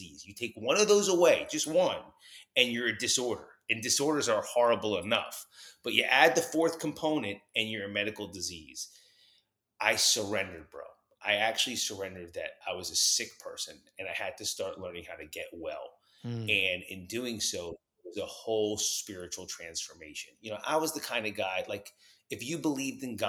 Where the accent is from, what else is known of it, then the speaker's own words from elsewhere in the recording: New Jersey, United States; also born or lived in New York; I was growing up in New York and New Jersey